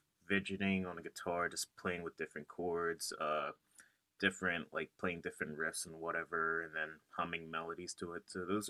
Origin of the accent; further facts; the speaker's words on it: York, Pennsylvania, United States; now in Philadelphia, United States; From like York, PA. It's like 2 hours away from Philly.